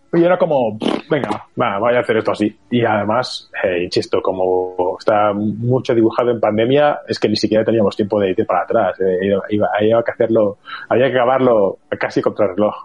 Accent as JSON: {"language": "Spanish", "town": "Barcelona", "region": "Catalonia", "country": "Spain", "said": "yo soy de Barcelona"}